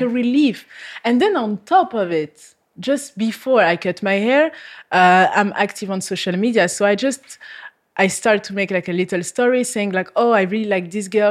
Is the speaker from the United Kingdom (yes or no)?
no; France; English is a second language; moved away as an adult; now in Malta; I come from France